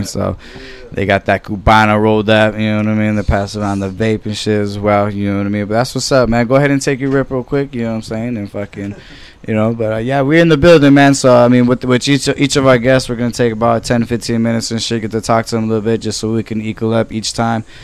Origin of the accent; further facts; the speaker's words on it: Norwalk, California, United States; I grew up in Norwalk the whole time